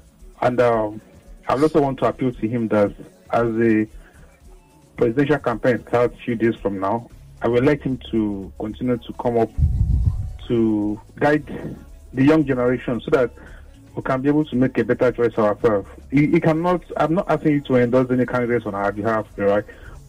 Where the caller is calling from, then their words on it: Lagos, Nigeria; I'm calling from Ajah.